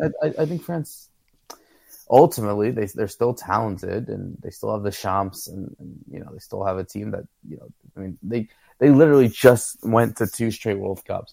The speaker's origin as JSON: {"language": "English", "country": "United States", "said": "as an American"}